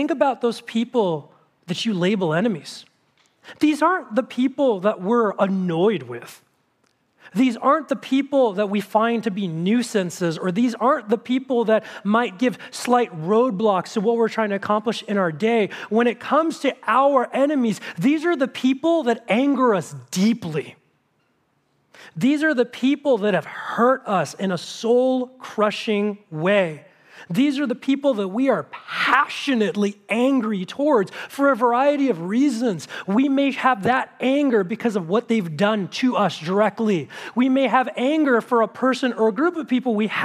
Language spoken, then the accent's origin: English; United States; as an American citizen